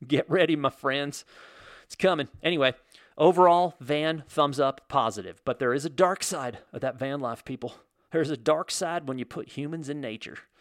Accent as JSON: {"language": "English", "country": "United States", "tie": "born or raised there", "said": "growing up in America as an American kid"}